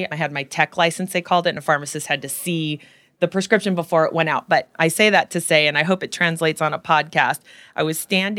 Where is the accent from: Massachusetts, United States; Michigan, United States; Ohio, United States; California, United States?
California, United States; so I was a little girl growing up in Silicon Valley, and my mom worked at HP, and it was in the late 60s and early 70s